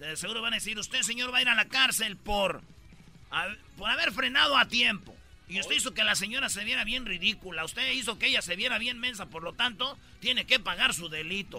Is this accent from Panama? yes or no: no; Mexico; todos los que especialmente que somos de México